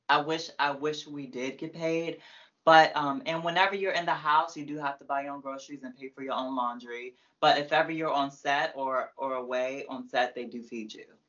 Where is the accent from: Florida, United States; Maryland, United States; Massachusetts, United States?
Maryland, United States; Prince George's County; I'm from PG.